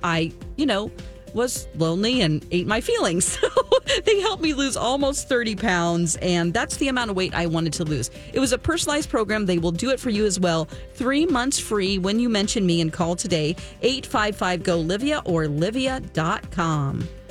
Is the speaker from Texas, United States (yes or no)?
no; Missouri, United States; moved away; I am originally from Missouri